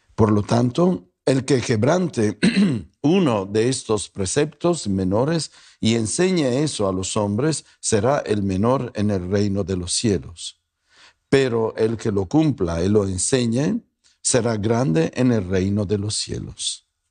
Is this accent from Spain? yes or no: no; Italy; also born or lived in Guadalajara, Mexico; now in North Hollywood, United States; no me pregunten de dónde vengo, mi apellido me traiciona, Soy italiano, pero soy italiano tapatío.